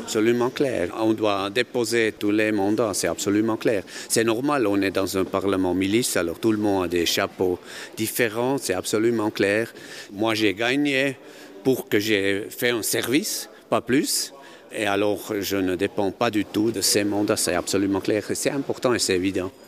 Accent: Kandersteg, Bern, Switzerland; je suis né à Kandersteg dans une famille paysanne

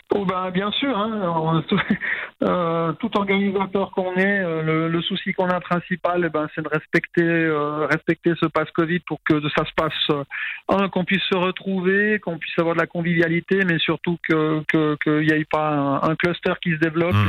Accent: Valais, Switzerland; en tant que valaisan

